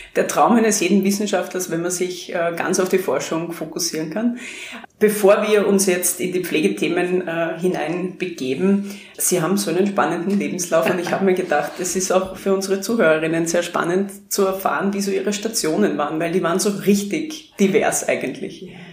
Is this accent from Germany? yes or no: no; Krems an der Donau, Lower Austria, Austria; moved away; weil ich in meine Heimatstadt wieder zurückkehre